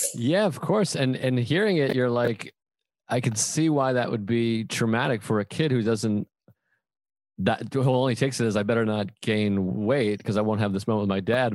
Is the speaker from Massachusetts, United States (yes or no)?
yes; Boston, Massachusetts, United States; I'm I'm from Boston